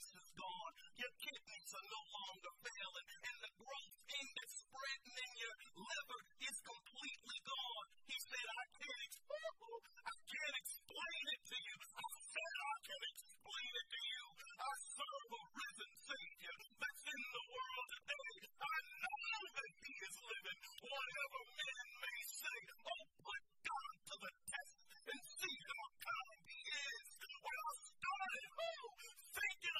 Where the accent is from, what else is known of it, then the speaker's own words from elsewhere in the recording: Bridgeton, New Jersey, United States; When I was growing up in Bethany Seventh-day Adventist Church in Bridgeton, New Jersey